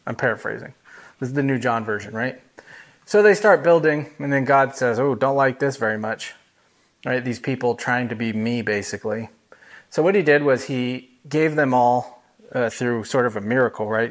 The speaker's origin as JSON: {"language": "English", "country": "United States", "first_language": "English", "said": "I'm the American that's surprised when somebody doesn't speak English"}